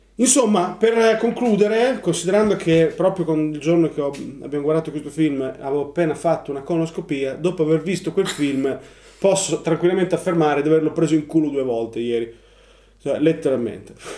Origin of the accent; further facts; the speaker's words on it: Ravenna, Emilia-Romagna, Italy; Noi siamo, noi siamo di Ravenna